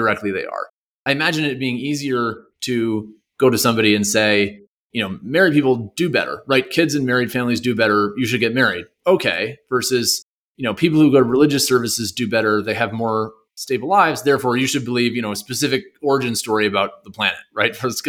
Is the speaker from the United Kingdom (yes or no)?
no; Canada; So I'm a Canadian. I moved here being kind of like pretty convinced by the, you know, public schools only kind of model.